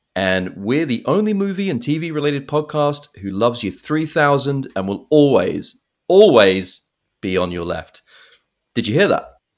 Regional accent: England, United Kingdom; now in United States; I grew up in England

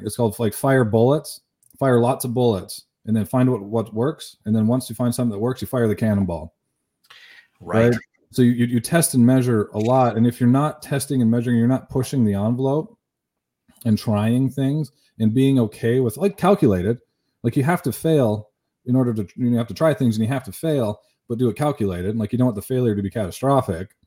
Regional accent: Canada; I'm from Canada

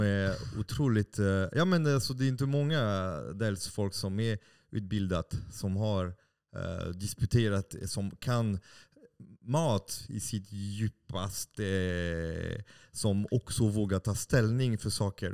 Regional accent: France; Swedish is a second language; moved away as an adult; now in Sweden; jag har bott i Sverige i snart 25 år. Mm. Uh, och uh, som fransman

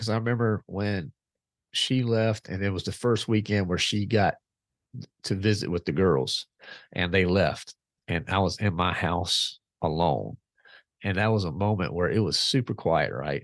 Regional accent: Clarksville, Virginia, United States; I'm from Virginia, a little town called Clarksville, Virginia

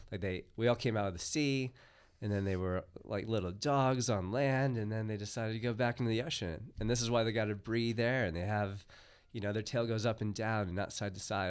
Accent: United States; moved away; I am a foreigner, yes. I grew up in the United States

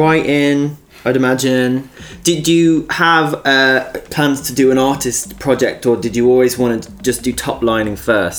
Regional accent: Liverpool, North West England, United Kingdom; I grew up in Liverpool.

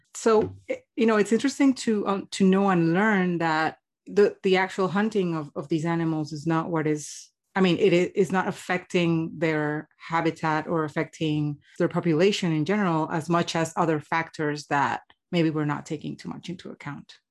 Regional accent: Colombia; I'm Colombian

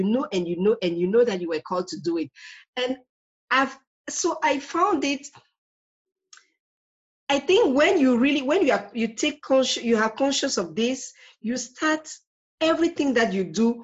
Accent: Cameroon; I'm originally from Cameroon

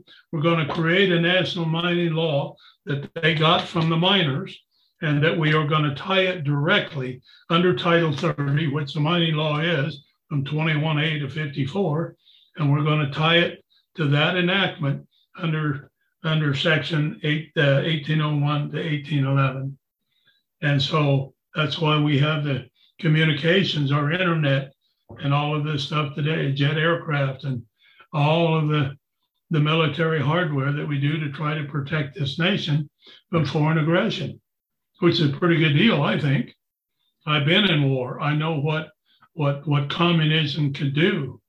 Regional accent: United States; I'm a sovereign because I'm an American.

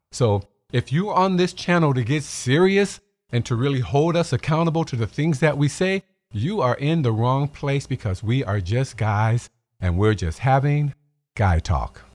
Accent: Chicago, Illinois, United States; I'm from Chicago

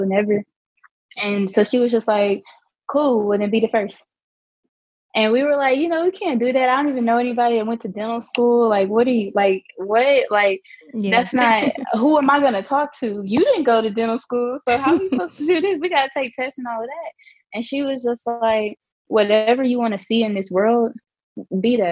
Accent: Little Rock, Arkansas, United States; moved away as an adult; now in Nashville, United States; growing up in Arkansas

